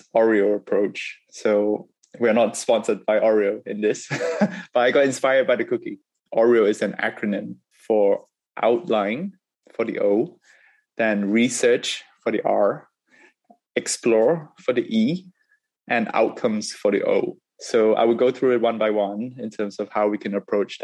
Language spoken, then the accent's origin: English; Singapore; moved away; also born or lived in United Kingdom; Growing up in Singapore and afterwards in the UK